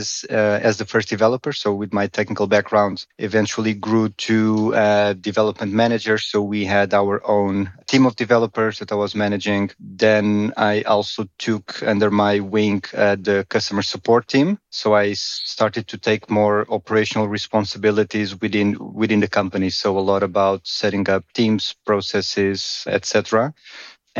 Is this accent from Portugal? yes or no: yes; Portugal; moved away as an adult; now in Amsterdam, Netherlands; I'm originally from Portugal, but I've been living in the Netherlands, in Amsterdam, for many years now, around 15